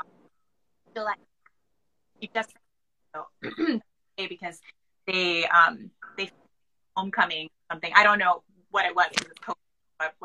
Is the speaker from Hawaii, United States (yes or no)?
yes; Hamakua, island of Hawaii, United States; moved away as an adult; also born or lived in Honolulu; Is on the island of Hawaii. I'm a Hamakua girl, Kapa'iko, Ole school from kindergarten to eighth grade